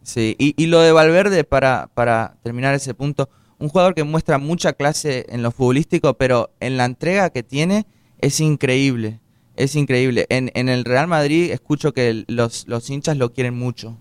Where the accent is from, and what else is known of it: Uruguay; now in United States